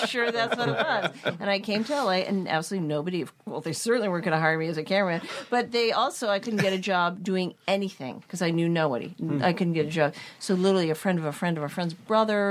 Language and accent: English; Claremont, California, United States; I grew up in Claremont, where the colleges are